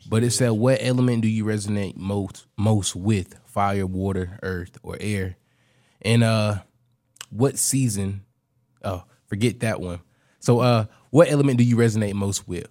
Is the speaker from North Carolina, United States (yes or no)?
yes; Raleigh, North Carolina, United States; where I'm from, Raleigh area, we had pollen storms growing up